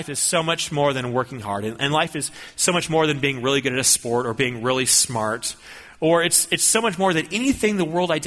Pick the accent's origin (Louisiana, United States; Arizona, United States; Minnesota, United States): Minnesota, United States; I grew up in Minnesota